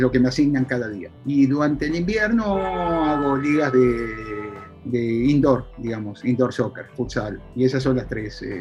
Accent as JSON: {"language": "Spanish", "country": "Argentina", "lives_now": "United States", "said": "yo soy argentino, eh, por un tiempo muy grande yo era argentina caminando en Estados Unidos. Yo era argentino, yo, soy argentino"}